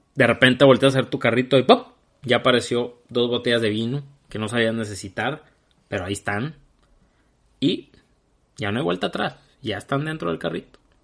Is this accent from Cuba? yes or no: no; Hermosillo, Sonora, Mexico; los que somos de Hermosillo y somos de mi edad